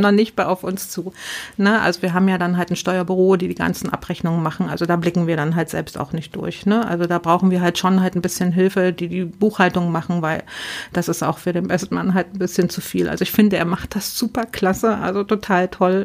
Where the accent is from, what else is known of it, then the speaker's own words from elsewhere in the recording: near Bitterfeld, Saxony-Anhalt, Germany; moved away; also born or lived in West Germany; ich bin auch ein Ostkind und bin äh, in der dreckigsten Stadt äh, von Europa äh, in der Nähe groß geworden. Komme aus der Nähe von Bitterfeld